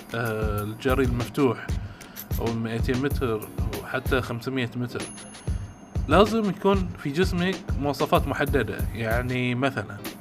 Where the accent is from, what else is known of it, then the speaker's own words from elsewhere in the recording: Bahrain; وعندنا احنا في البحرين